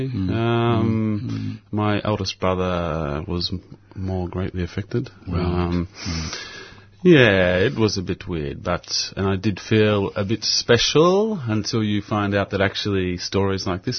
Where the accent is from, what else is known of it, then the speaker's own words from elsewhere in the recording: Melbourne, Victoria, Australia; I was born here in Melbourne.